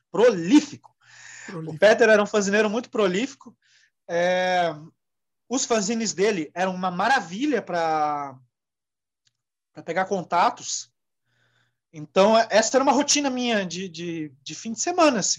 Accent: Joinville, Santa Catarina, Brazil; eu cresci Bom, em Joinville

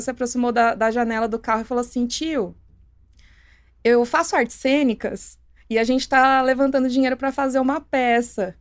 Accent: Santo André, São Paulo, Brazil; moved away as an adult; also born or lived in São Bernardo do Campo / Hortolândia; E mais morei em Santo André minha vida inteira

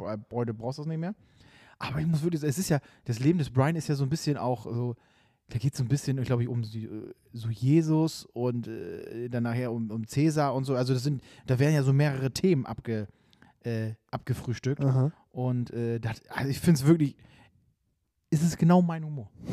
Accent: Bremerhaven, Bremen, Germany; also born or lived in Nordenham; now in Bremen, Germany; ich bin Bremerhaven geboren. Dann lange habe ich, äh, in, in Nordenham gewohnt und jetzt, äh, schon noch länger in Bremen auf jeden Fall.

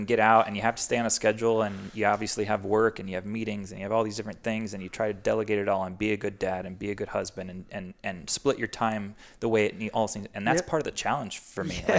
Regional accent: East Coast, United States; And I grew up doing qualifiers on the East Coast, and it was gnarly.

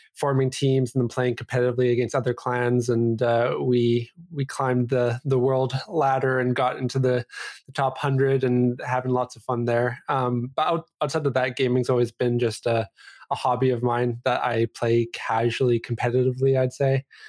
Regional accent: Vancouver, British Columbia, Canada; also born or lived in Calgary, Alberta; I grew up here in B C. Uh, I was born in, uh, Calgary, Alberta, which is just a province away here, but, uh, basically born and, or bred here in, in Vancouver

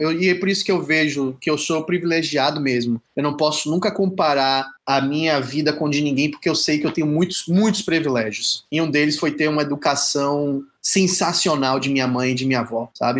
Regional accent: Salvador, Bahia, Brazil; eu sou de Salvador, na Bahia

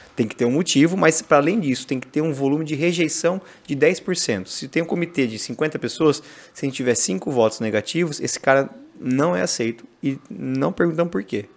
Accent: Brazil; moved away as an adult; also born or lived in London; eu sou brasileiro, tô aqui

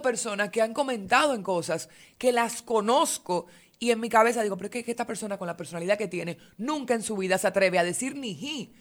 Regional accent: Dominican Republic; nosotros dominicanos que no crecimos con esto

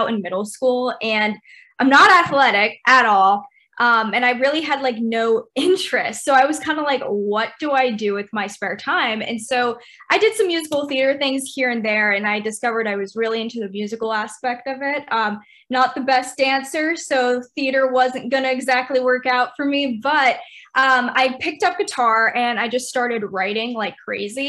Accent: North Carolina, United States; moved away as an adult; now in Texas, United States; I grew up in North Carolina

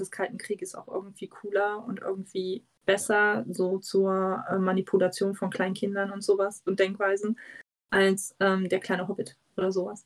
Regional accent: East Germany, Germany; ich komme ja aus dem Osten

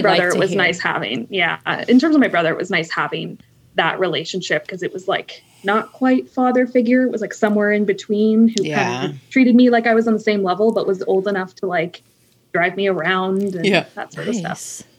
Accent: Pickering, Ontario, Canada; Pickering is the town that I grew up, which is basically, for those not in Ontario, is about an hour east of Toronto. So basically Toronto. Pretty standard suburbs

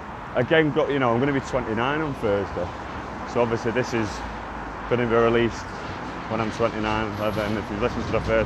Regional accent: Manchester, North West England, United Kingdom; I grew up in Burnage

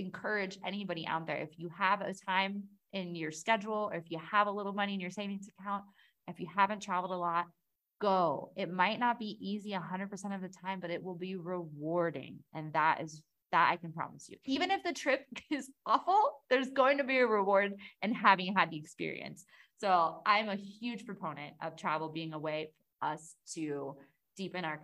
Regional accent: United States; i look at the state of things in, in my home country in the us

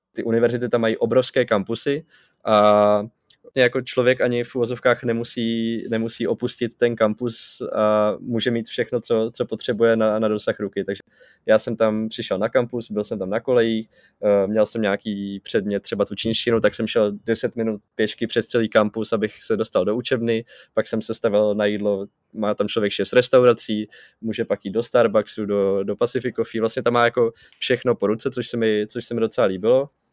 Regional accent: Czechia; kolik mi je a že jsem z České republiky

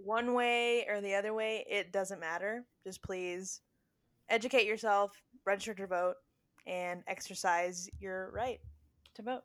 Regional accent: Spring, Texas, United States; we grew up in Spring, Texas.

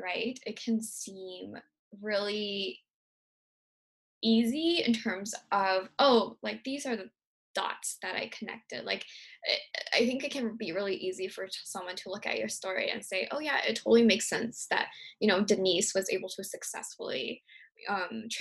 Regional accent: Virginia, United States; moved away; also born or lived in San Francisco; I grew up in Virginia, like a very small town in Virginia

